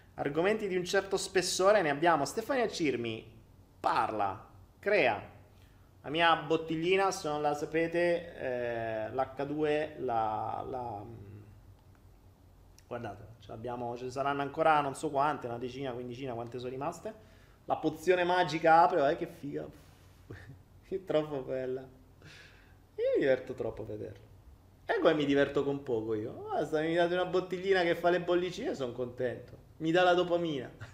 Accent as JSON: {"language": "Italian", "country": "Italy", "moved": "yes"}